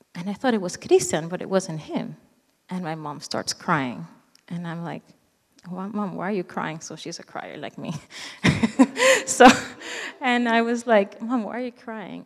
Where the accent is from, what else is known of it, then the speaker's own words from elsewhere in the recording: Venezuela; moved away; I am originally from Venezuela, South America